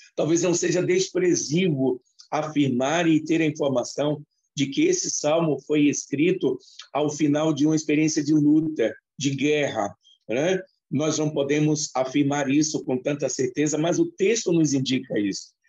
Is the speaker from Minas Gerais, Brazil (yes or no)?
no; Salvador, Bahia, Brazil; moved away; crescemos juntos na Unijove lá em Salvador